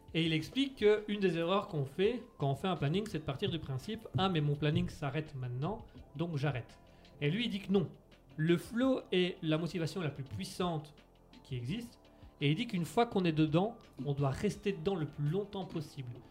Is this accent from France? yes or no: yes; France; Je suis français